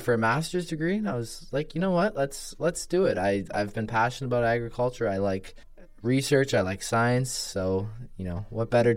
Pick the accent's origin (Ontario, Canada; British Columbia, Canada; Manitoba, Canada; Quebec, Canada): Ontario, Canada; Woodstock; I'm from Woodstock, Ontario, so it's about 45 to 50 minutes, depending on how fast you drive. To from Guelph, I actually grew up on a farm